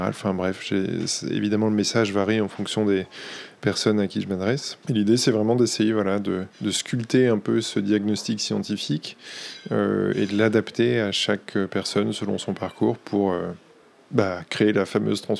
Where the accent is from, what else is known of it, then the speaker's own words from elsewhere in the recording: Boulogne-sur-Mer, Hauts-de-France, France; now in Paris, France; je viens de Boulogne-sur-Mer, dans le, Nord. Quand je suis arrivé à Paris, j'ai découvert qu'il y avait plusieurs Boulognes en France